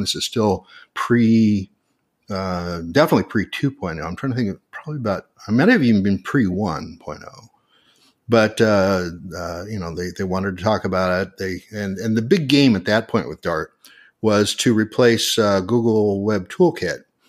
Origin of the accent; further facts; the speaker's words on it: Portland, Oregon, United States; my hometown of Portland, Oregon